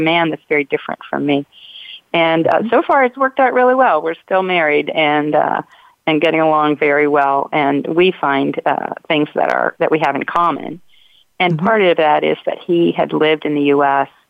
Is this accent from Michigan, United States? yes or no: no; Ohio, United States; moved away; I grew up in Ohio in a in a very white bread community